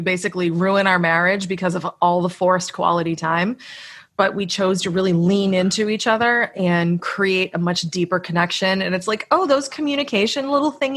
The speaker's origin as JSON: {"language": "English", "region": "Massachusetts", "country": "United States", "moved": "yes", "said": "I'm originally from Massachusetts in the United States"}